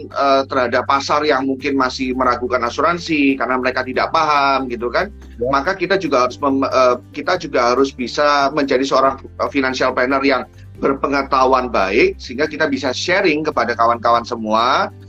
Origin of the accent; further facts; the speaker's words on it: Surabaya, East Java, Indonesia; now in Jakarta, Indonesia; Surabaya dan saya uh, sekarang saya di Jakarta karena saya uh, mungkin harus bertugas di Jakarta.